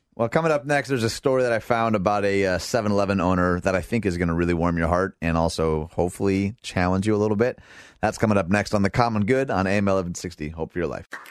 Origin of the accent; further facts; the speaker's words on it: Michigan, United States; moved away; This is Michigan, my home state.